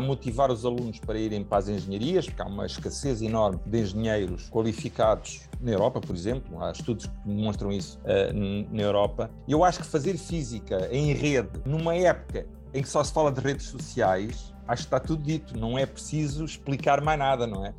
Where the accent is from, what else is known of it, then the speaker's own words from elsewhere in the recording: Portugal; como português